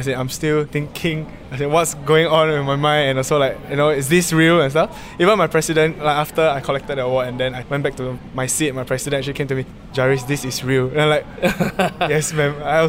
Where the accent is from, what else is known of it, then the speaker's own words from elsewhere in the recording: Singapore; I was from St. Anthony's Primary School, which is at Bukit Batok, West Avenue 7.